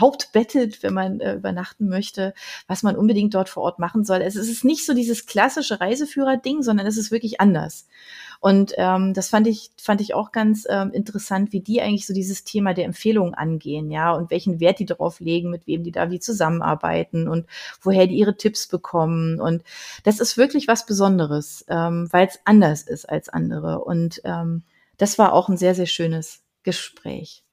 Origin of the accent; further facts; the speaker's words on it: Berlin, Germany; moved away; von Berlin abonniert, weil das einfach meine Heimat war